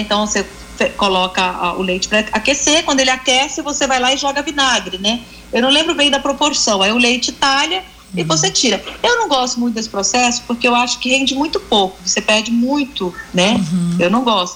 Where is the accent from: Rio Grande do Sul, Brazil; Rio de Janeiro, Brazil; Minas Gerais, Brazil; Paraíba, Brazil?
Minas Gerais, Brazil; eu sou de Minas